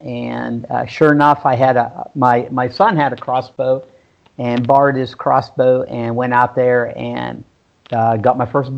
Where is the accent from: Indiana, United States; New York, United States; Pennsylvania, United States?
Pennsylvania, United States; Butler; moved away as an adult; also born or lived in Vineland, New Jersey / Belpre, Ohio; now in Louisville, Ohio, United States; I'm up here in Louisville, Ohio. I'm from a place called Butler, Pennsylvania, just north of Pittsburgh a bit.